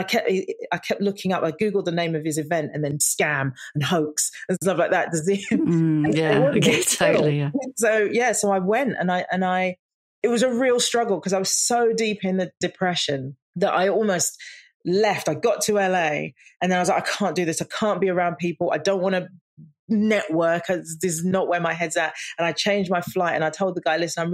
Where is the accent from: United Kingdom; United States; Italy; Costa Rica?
United Kingdom; London; growing up in the East End and working class family